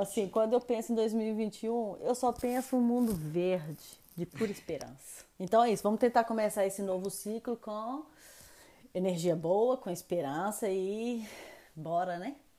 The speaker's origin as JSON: {"language": "Portuguese", "town": "Belo Horizonte", "region": "Minas Gerais", "country": "Brazil", "moved": "as an adult", "lives_now": "France", "said": "Eu sou de Belo Horizonte, eu sou mineira."}